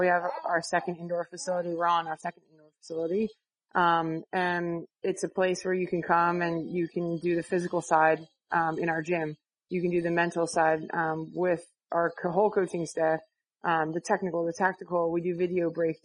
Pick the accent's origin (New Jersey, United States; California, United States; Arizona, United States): New Jersey, United States; when I was growing up, I'm from South Jersey